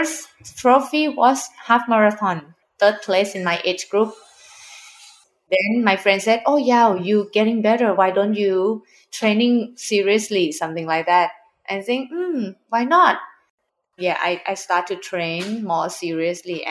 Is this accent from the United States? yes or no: no; Thailand; English is a second language; I'm from Thailand. I live in Bangkok